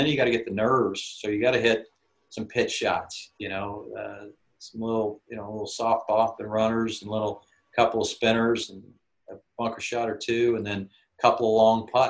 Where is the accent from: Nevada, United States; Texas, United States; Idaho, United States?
Texas, United States; Dallas-Fort Worth area; I grew up with in the Dallas-Fort Worth area.